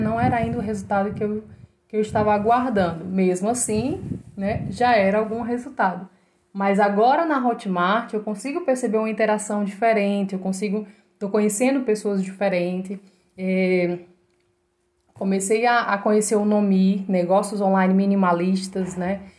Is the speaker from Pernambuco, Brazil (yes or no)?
no; Ceará, Brazil; also born or lived in João Pessoa; eu sou cearense